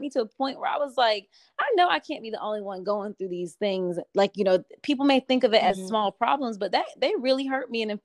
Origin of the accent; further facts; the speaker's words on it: Fayetteville, North Carolina, United States; now in Raleigh, United States; I'm from that area. I'm from Fayetteville, so I know the area